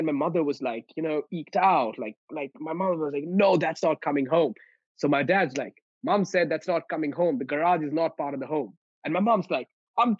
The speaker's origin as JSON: {"language": "English", "region": "West Bengal", "country": "India", "tie": "born or raised there", "said": "I grew up in India. So I come from India, and I grew up in one of the northeastern states of India, which is West Bengal. And I grew up in the mountains at the foothills of the Himalayas."}